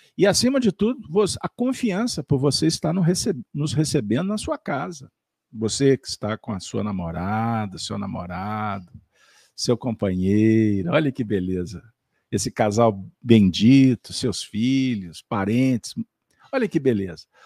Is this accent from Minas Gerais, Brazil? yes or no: yes; Minas Gerais, Brazil; bem ao estilo das Minas Gerais, pois somos mineiros, uai